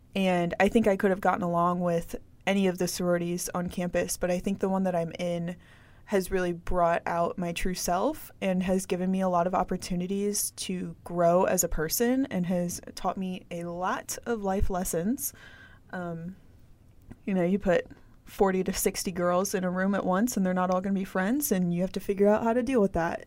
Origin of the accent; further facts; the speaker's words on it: St. Louis, Missouri, United States; moved away as an adult; now in Warrensburg, United States; I'm from Saint Louis